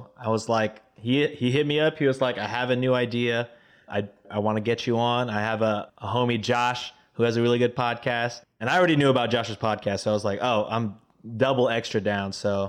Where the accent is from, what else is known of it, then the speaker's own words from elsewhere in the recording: Texas, United States; I'm Filipino by skin color only, my guy. I wish I knew more. I wish I was I knew Tagalog, but Texan, baby.